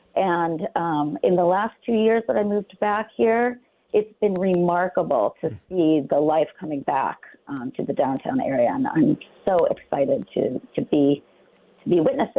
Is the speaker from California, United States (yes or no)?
no; Rochester, New York, United States; moved away as an adult; I grew up in Rochester, and then I moved away to become an advocate for all the things that we're talking about today. And the sole reason that I'm living back here in Rochester is that I came back and I saw this incredible city coming back to life